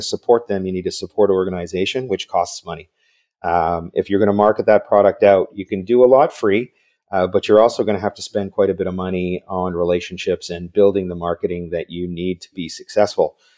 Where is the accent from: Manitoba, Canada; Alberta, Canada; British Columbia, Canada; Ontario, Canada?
British Columbia, Canada; Vancouver; I, I grew up in Vancouver, so I'm another Canadian